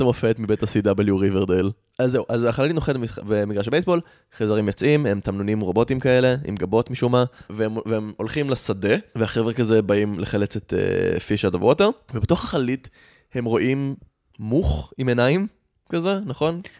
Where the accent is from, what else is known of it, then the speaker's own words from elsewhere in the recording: Rehovot, Central District, Israel; also born or lived in United States; אני גדלתי ברחובות